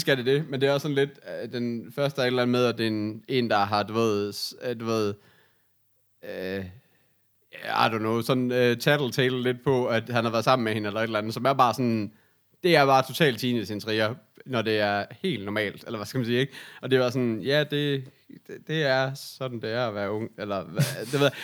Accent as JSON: {"language": "Danish", "town": "Aarhus", "region": "Central Denmark Region", "country": "Denmark", "tie": "born or raised there", "said": "Sådan gjorde vi ikke hjemme i Aarhus"}